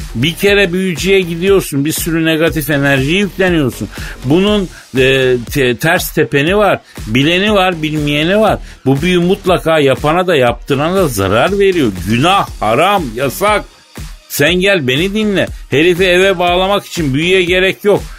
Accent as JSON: {"language": "Turkish", "country": "Turkey", "moved": "as an adult", "lives_now": "Istanbul, Turkey", "said": "biz Türk erkekleri"}